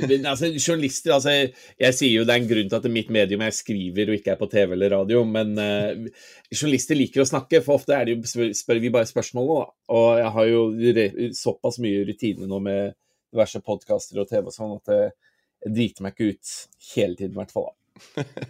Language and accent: Norwegian; Norway; moved away as an adult; now in London, United Kingdom; jeg vokste opp her i Norge, men faren min er jo engelsk.